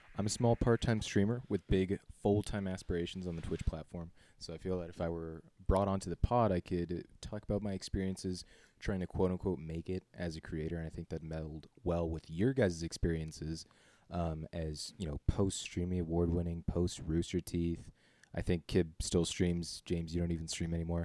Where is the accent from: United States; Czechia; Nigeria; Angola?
Czechia; born and raised in the Czech Republic.